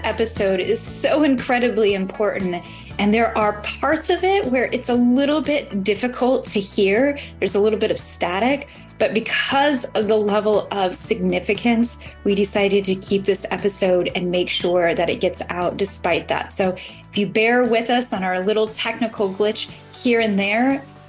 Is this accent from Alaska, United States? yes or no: yes; Alaska, United States; here in my hometown in Alaska.